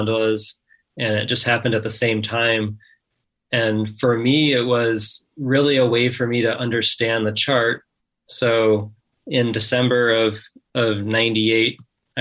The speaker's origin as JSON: {"language": "English", "region": "Wisconsin", "country": "United States", "tie": "born or raised there", "said": "I was born in Wisconsin"}